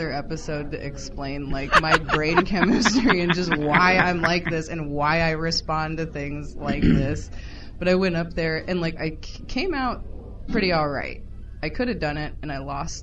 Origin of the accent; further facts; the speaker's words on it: Santa Cruz, California, United States; accent: Valley Girl; moved away; also born or lived in Omaha; I was born in Santa Cruz